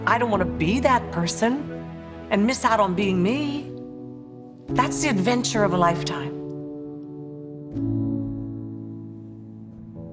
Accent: Maryland, United States; also born or lived in Paris, France; I grew up in Maryland.

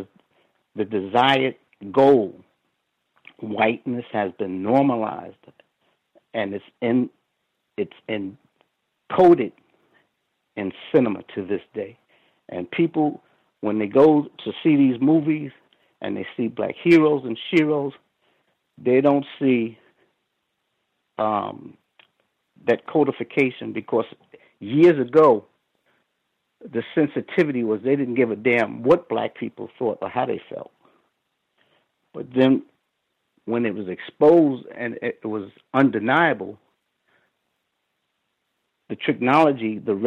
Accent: New York City, New York, United States; I grew up in New York, and the tough areas when I grew up were Brownsville. I grew up in Brownsville

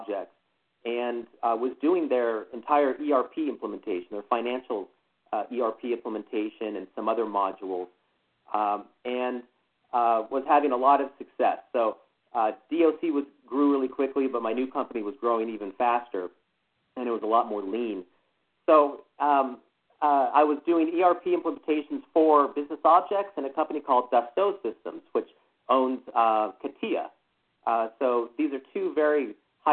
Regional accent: Morrison, Colorado, United States; moved away as an adult; also born or lived in Boulder, Colorado / Seattle / Dallas; I grew up in Morrison, Colorado, just outside of Denver

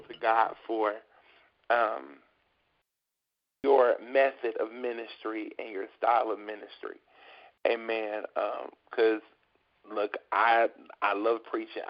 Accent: Beckley, West Virginia, United States; in my hometown, the city of Beckley, West Virginia

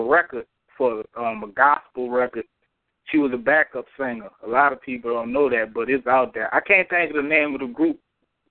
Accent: Marrero, Louisiana, United States; Marrero, Louisiana, on the West Bank side of New Orleans.

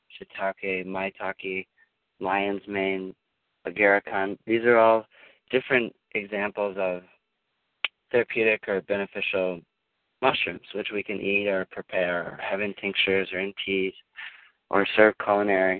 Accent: Minnesota, United States; moved away; I'm from Minnesota

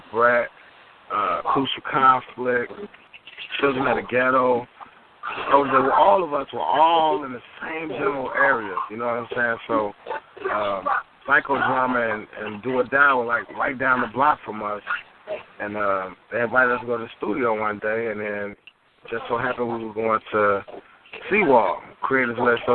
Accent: Chicago, Illinois, United States; I'm originally from the South Side of Chicago, out of Englewood.

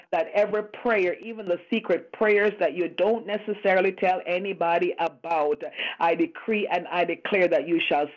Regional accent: Montego Bay, Saint James, Jamaica; that's what we're like from Montego Bay

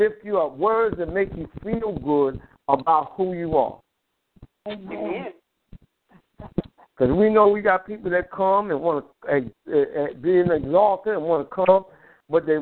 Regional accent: New York, United States; I grew up in New York

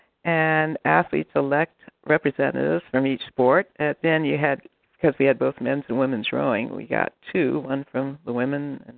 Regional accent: United States; I'm from the United States of America

